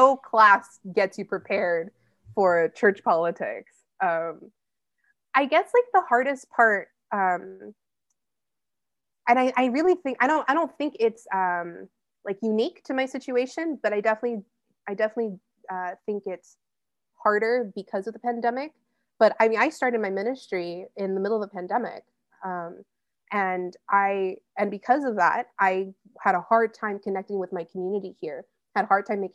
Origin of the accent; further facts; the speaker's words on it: Riverside, California, United States; moved away as an adult; now in San Luis Obispo, United States; I grew up in La Sierra